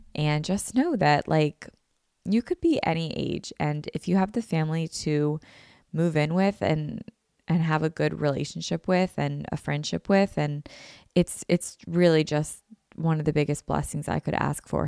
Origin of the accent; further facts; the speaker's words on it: Philadelphia, Pennsylvania, United States; I haven't really left my hometown or where I grew up or, like, the area